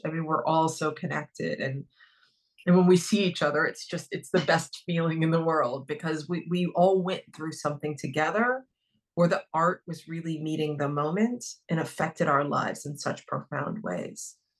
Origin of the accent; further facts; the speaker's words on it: Dayton, Ohio, United States; moved away as an adult; also born or lived in New York; I grew up in Dayton, Ohio.